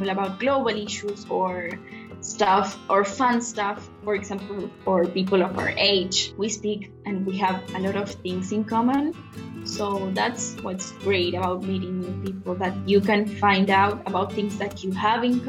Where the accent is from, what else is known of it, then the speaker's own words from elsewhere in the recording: Argentina; I'm from Argentina, and I'm 16 years old.